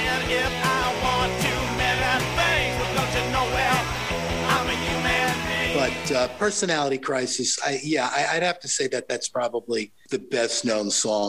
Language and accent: English; Long Island, New York, United States; I came in from Long Island, you know, into Manhattan.